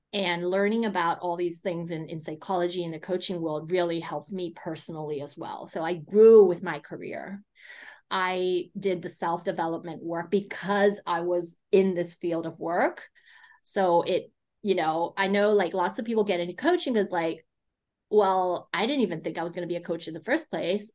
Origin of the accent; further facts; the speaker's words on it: United States; I grew up in the States